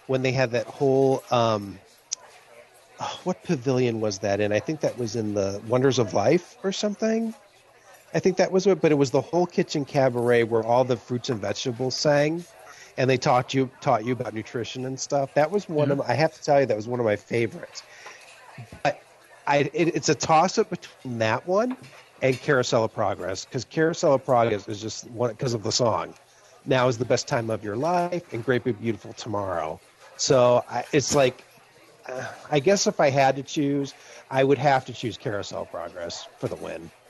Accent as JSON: {"language": "English", "region": "Ohio", "country": "United States", "moved": "yes", "said": "I'm from Ohio. So I'm from the east side of, of the United States"}